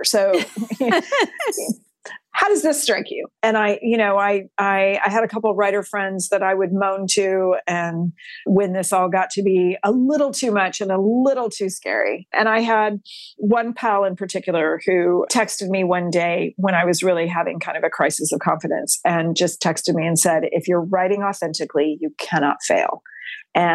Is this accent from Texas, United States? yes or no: yes; Texas, United States; I'm a sixth generation Texan on my mom's side.